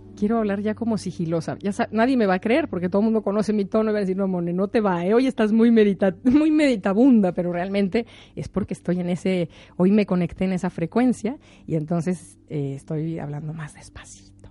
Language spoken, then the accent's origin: Spanish; Mexico; soy mexicana